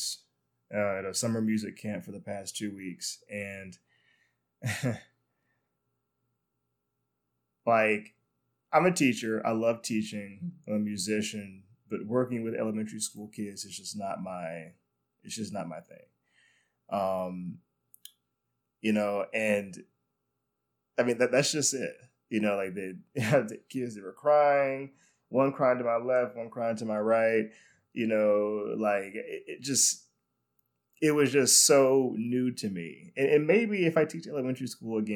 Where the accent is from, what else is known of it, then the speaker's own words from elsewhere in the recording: North Carolina, United States; I'm from North Carolina